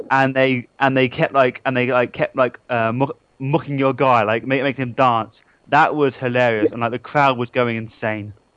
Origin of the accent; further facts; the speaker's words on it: England, United Kingdom; that's what I get for being English